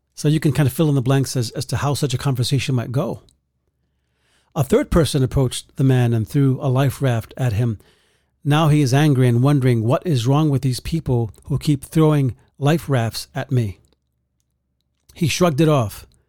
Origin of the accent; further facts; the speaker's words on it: New York City, New York, United States; growing up in the Bronx